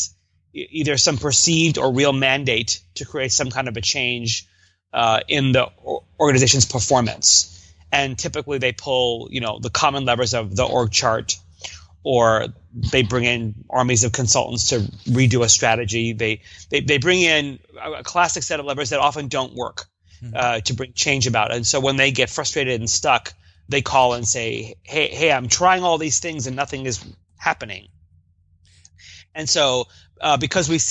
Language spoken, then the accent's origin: English; New York, United States; now in Seattle, United States; I do hail from New York. I'm a displaced East Coaster here in the U.S.